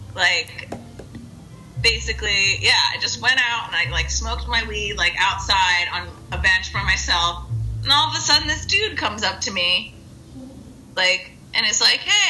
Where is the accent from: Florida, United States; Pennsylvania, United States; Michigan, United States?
Florida, United States; South; moved away; I grew up in South Florida